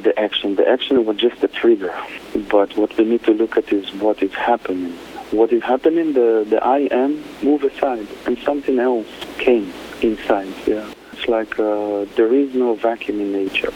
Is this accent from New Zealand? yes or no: no; Israel; moved away as an adult; now in Costa Rica; Originally, I'm from Israel. I'm born in Israel, and in the last 20 years, I live in Costa Rica